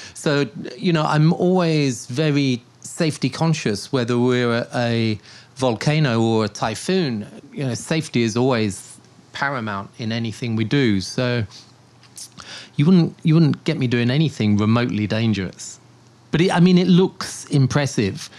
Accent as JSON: {"language": "English", "town": "Portsmouth", "region": "South East England", "country": "United Kingdom", "tie": "born or raised there", "moved": "yes", "lives_now": "Taipei, Taiwan", "said": "Portsmouth, where I grew up"}